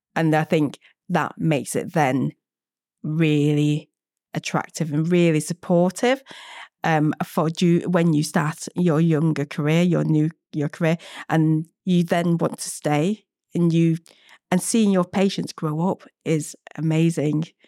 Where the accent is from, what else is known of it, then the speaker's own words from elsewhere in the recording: Manchester, North West England, United Kingdom; moved away as an adult; also born or lived in Vietnam; now in London, United Kingdom; I grew up in Manchester